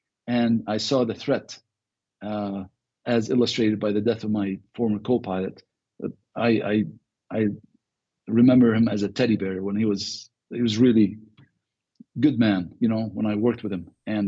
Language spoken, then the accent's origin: English; Beirut, Beirut Governorate, Lebanon; now in United States; Well, I was born in the Lebanon. {S0} Right. {S9} So I grew up in Beirut. And left in 1984.